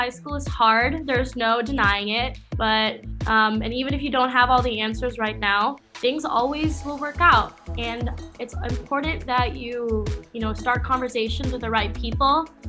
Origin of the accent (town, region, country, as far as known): Michigan, United States